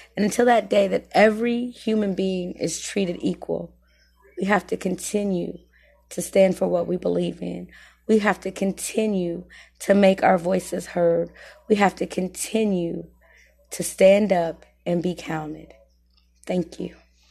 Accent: Muncie, Indiana, United States; I was born and raised here in Muncie, Indiana

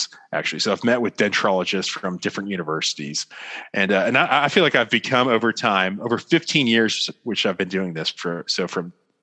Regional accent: Florida, United States; moved away as an adult; also born or lived in Washington, D.C.; now in Dallas, United States; I'm from Florida. So I was born and raised in the great state of Florida

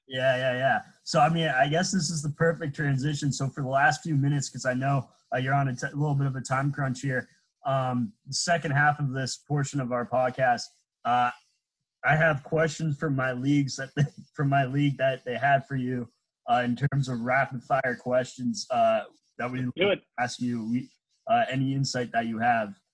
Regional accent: Andover, Massachusetts, United States; I'm from Andover, Mass. So that's where I'm at right now

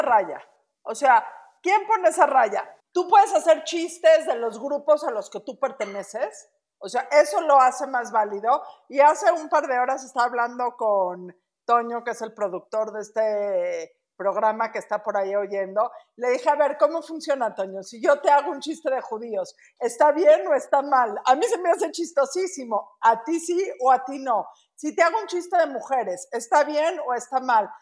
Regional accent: Mexico; como mexicanos

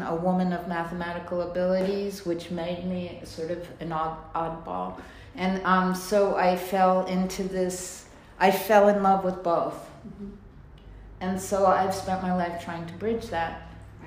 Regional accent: New York, United States; I grew up in New York

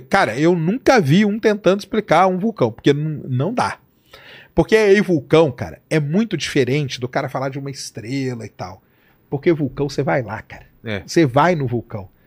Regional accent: Londrina, Paraná, Brazil; lá em Londrina, que é minha terra, lá é terra roxa

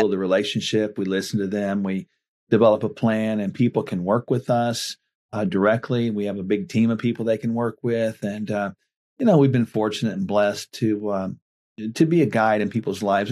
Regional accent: Oklahoma, United States; born or raised there

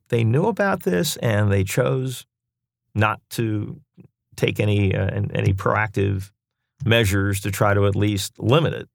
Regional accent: Lancaster, Pennsylvania, United States; moved away as an adult; now in Raleigh, United States; born and raised in Lancaster, Pennsylvania

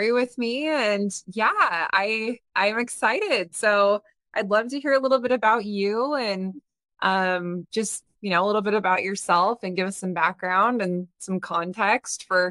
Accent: St. George, Utah, United States; now in Bountiful, United States; we're moving to St. George and my hometown

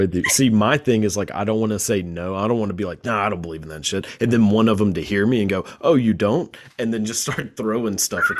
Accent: Texas, United States; born or raised there

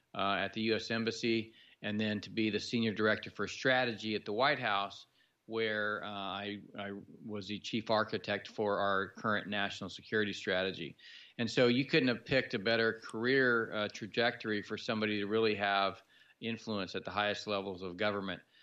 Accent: San Jose, California, United States; moved away as an adult; also born or lived in Fresno, California / Colorado Springs, Colorado; I was born in San Jose, California

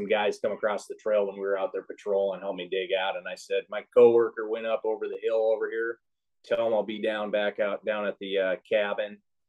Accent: Midwest, United States; also born or lived in Arizona; now in Snohomish County, Washington, United States; I grew up in the Midwest

